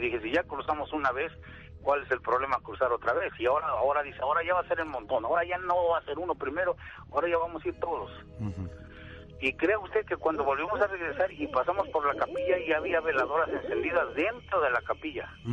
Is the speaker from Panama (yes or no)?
no; Santa Cruz Atizapán, State of Mexico, Mexico; allá en mi pueblo. Soy de Santa Cruz, Atizapán, del Estado de México